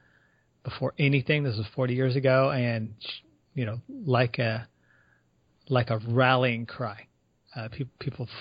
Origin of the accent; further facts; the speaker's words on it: San Antonio, Texas, United States; San Antonio is in Texas. That's my hometown